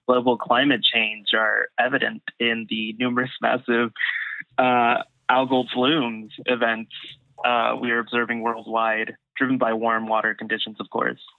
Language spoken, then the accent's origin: English; United States; also born or lived in Austin; when you're growing up here, especially as like Mexican American